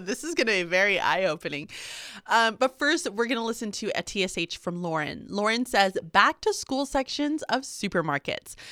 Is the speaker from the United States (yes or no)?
yes; Houston, Texas, United States; moved away as an adult; also born or lived in Birmingham, Alabama; now in Pennsylvania, United States; I was born and raised in Houston, Texas